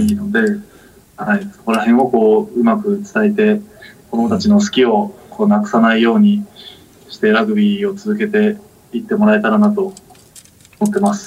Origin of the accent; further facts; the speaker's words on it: Kagoshima, Japan; moved away as an adult; also born or lived in Fukuoka; 私の地元である鹿児島の鴨木陸上競技場